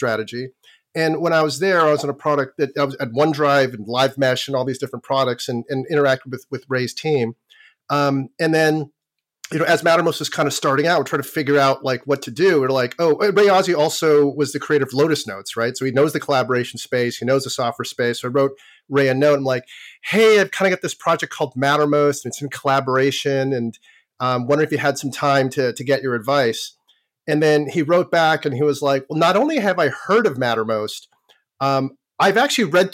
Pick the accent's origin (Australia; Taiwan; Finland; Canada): Canada; Toronto, Ontario; I learned how to program in grade school, and I'm from Toronto, Canada, or actually suburban Toronto, Canada